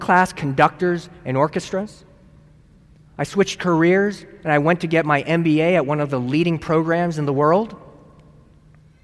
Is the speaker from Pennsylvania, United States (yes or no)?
no; San Luis Obispo, California, United States; moved away as an adult; I'm from San Luis Obispo, California